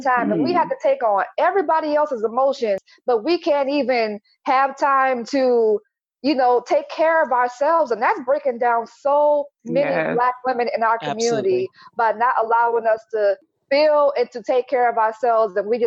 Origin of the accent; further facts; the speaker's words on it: New Orleans, Louisiana, United States; I'm from New Orleans, Louisiana